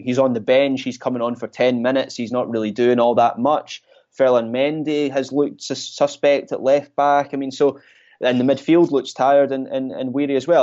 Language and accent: English; Scotland, United Kingdom; I'm Scottish